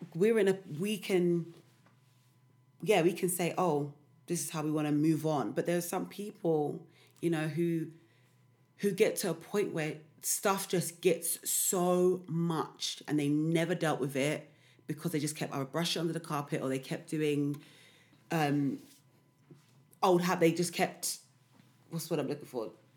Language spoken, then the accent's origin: English; London, United Kingdom; now in East London, United Kingdom; I'm always from South